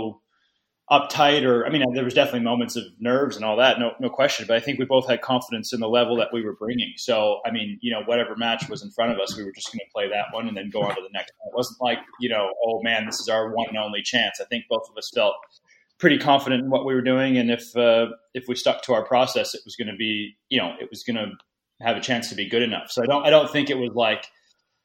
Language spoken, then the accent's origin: English; United States; being American